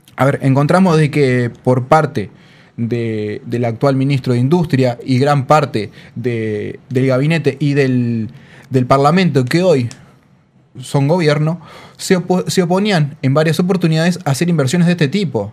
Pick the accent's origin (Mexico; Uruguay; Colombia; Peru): Uruguay; Montevideo; yo soy de Montevideo